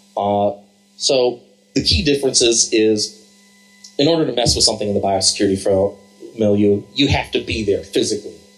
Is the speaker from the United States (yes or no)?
yes; Columbus, Ohio, United States; I'm from Columbus, Ohio